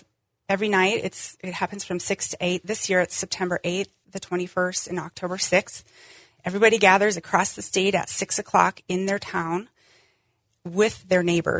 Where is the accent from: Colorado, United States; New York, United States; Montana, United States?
Montana, United States; Wolf Point; I grew up in Wolf Point.